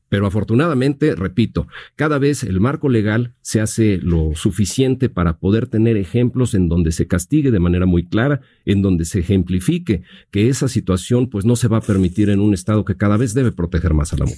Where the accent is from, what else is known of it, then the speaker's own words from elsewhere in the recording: Mexico; como mexicanos